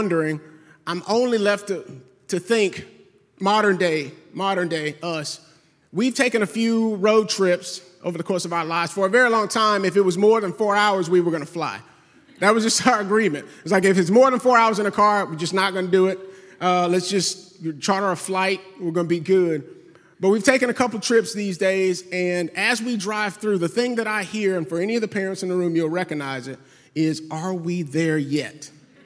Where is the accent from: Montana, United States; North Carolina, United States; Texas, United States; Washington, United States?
Texas, United States; rural East; I'm from East Texas, growing up, I had a nickname.